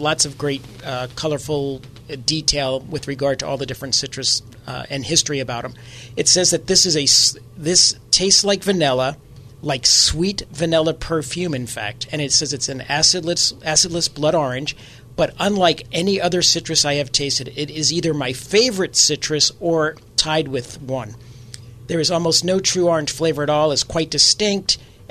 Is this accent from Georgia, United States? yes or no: no; New York, United States; moved away; English is a second language for me because I'm originally from New York.